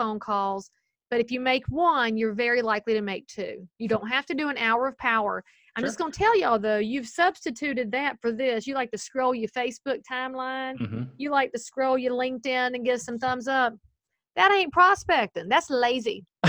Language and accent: English; the South, United States; accent: Southern; But obviously I'm Southern. I can say lots of things with my accent that you people can't say.